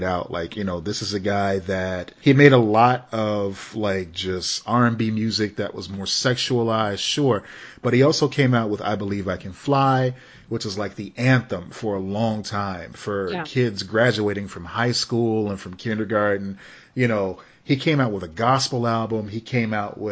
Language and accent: English; Chicago, Illinois, United States; growing up in Chicago